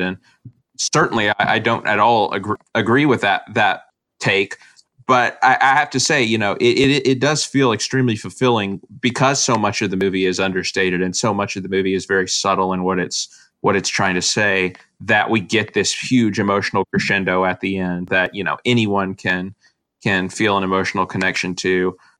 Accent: United States; our country

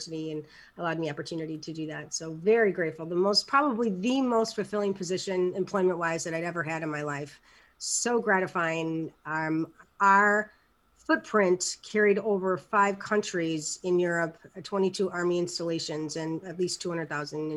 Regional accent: Chicago, Illinois, United States; moved away as an adult; also born or lived in Germany / Maryland / Indiana; I'm originally from Chicago

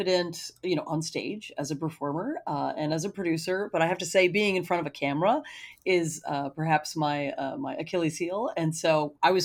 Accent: United States; my experience as a person growing up in America

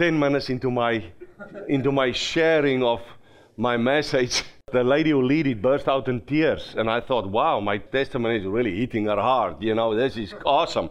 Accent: South Africa; accent: Afrikaans slang; first language Afrikaans; English is a second language; moved away as an adult; now in Minnesota, United States; I grew up in South Africa

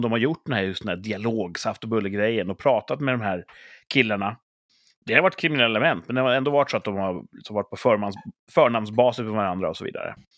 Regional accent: Sweden; vi är svenskar

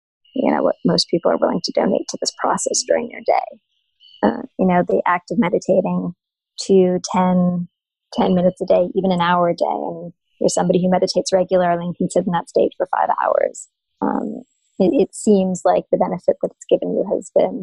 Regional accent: Canada; I'm Canadian

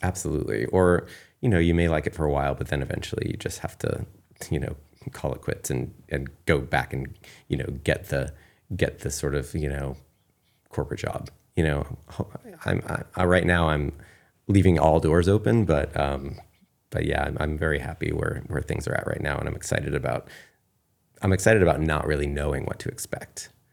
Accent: Kennebunkport, Maine, United States; moved away as an adult; also born or lived in New York City; I definitely had really good friends growing up in Kennebunkport

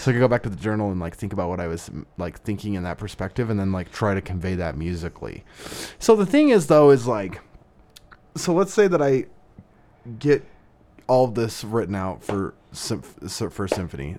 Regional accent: Southern Idaho, United States; moved away as an adult; also born or lived in Las Vegas; I was in, uh, my hometown in, in Southern Idaho, a small farm town.

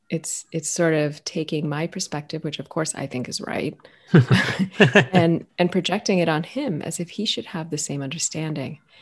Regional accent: United States; also born or lived in Ethiopia; I was raised in the U.S.

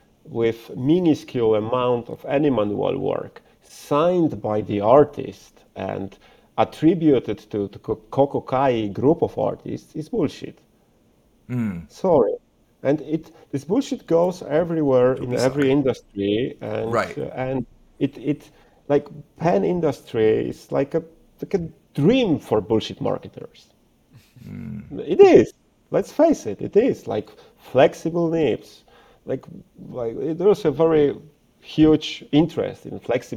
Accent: Warsaw, Masovian Voivodeship, Poland; English is a second language; I'm a guy from Warsaw who makes Urushi pens.

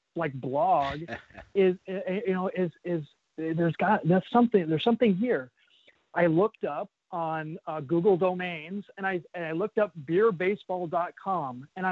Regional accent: Phoenix, Arizona, United States; I grew up in Phoenix, Arizona

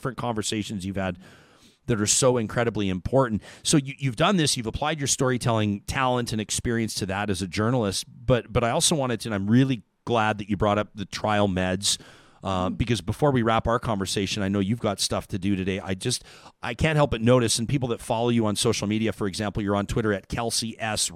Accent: Calgary, Alberta, Canada; I grew up in Calgary

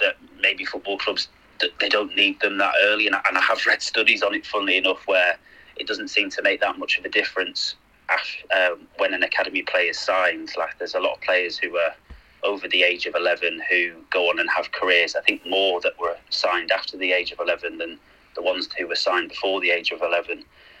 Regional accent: Manchester, North West England, United Kingdom; also born or lived in Sheffield; Well, I was born in Sheffield, but I moved not long after that to Manchester. So I've grown up around those areas most of my life

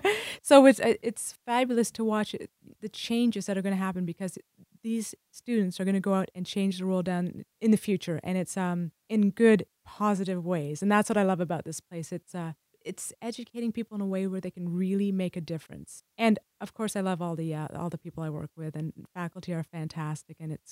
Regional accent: United Kingdom; moved away; I'm British.

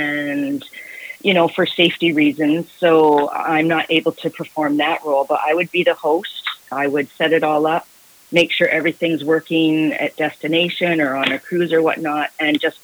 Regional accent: Guelph, Ontario, Canada; also born or lived in Scotland; now in Victoria, Canada; I grew up in Guelph, Ontario

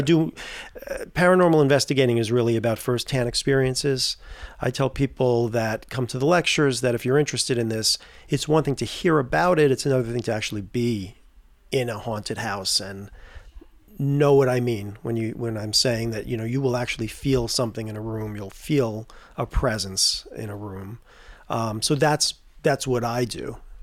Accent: Tarrytown, New York, United States; I grew up in Tarrytown, New York

